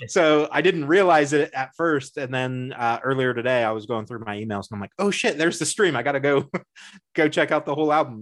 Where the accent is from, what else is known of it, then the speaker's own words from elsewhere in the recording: United States; I'm American